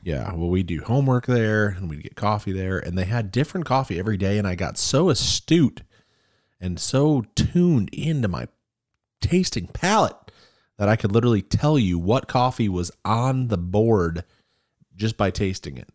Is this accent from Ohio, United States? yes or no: yes; Cleveland, Ohio, United States; now in Springfield, Missouri, United States; we come from Cleveland, Ohio